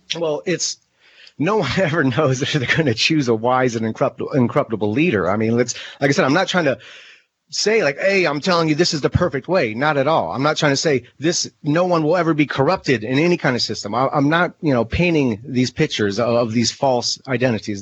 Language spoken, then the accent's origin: English; United States; I am as an American